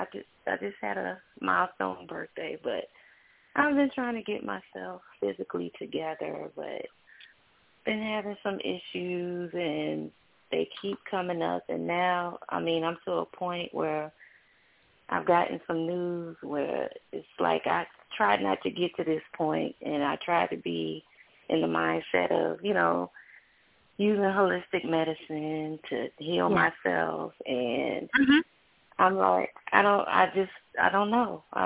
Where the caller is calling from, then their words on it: Georgia, United States; I'm calling from Georgia.